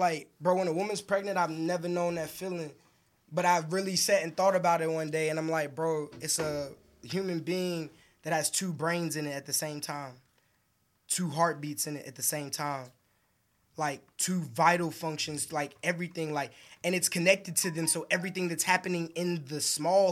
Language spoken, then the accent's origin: English; New York City, New York, United States; I'm from Brooklyn and mom's Georgia.